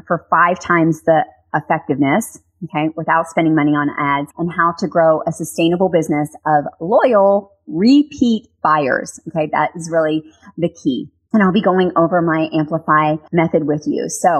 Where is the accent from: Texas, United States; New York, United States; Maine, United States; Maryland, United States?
Texas, United States; I'm going to do my Texas accent. You guys know I'm from Texas.